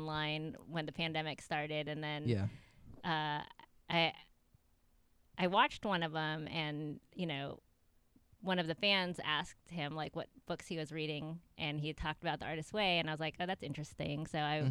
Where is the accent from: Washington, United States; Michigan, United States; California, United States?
California, United States; San Francisco; moved away as an adult; also born or lived in Santa Monica, California; now in Raleigh, United States; I grew up in San Francisco.